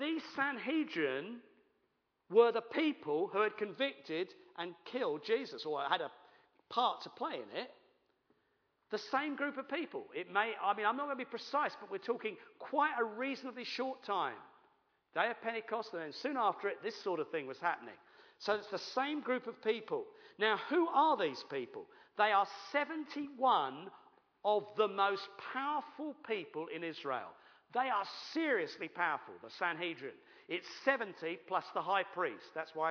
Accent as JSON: {"language": "English", "country": "United Kingdom", "said": "we're British"}